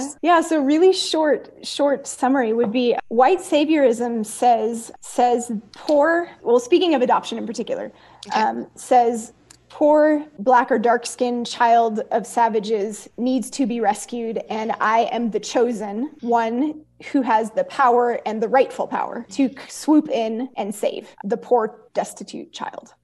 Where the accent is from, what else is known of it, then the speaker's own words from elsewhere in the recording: Oakland, California, United States; also born or lived in Castro Valley, California / Soweto, South Africa; growing up in East Oakland and ministry in East Oakland